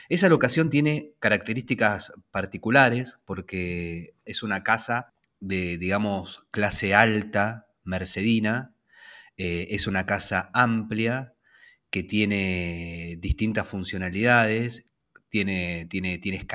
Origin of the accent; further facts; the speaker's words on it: Luján, Buenos Aires Province, Argentina; now in Buenos Aires, Argentina; recientemente mudado, hace tres semanas que estoy viviendo en el barrio de Belgrano, en Capital. Me vine desde mm, la ciudad de Luján.